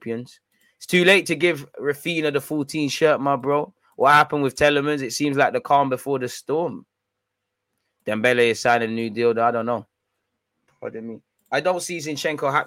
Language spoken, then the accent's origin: English; London, United Kingdom; I grew up in North London, closer to the Spurs ground